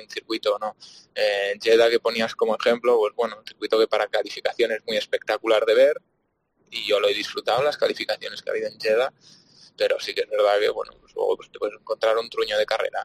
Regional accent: Barcelona, Catalonia, Spain; yo soy de Barcelona

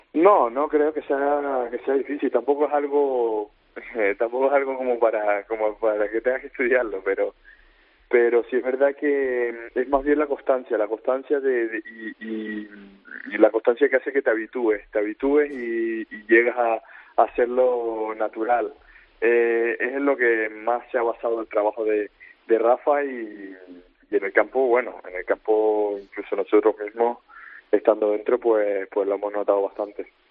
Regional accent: Spain; moved away as an adult; now in Newcastle, United Kingdom

